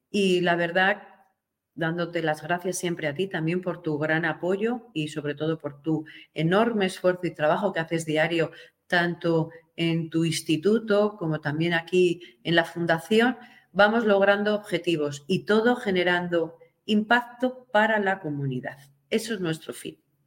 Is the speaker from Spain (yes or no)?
yes; Spain; de la Constitución nuestra española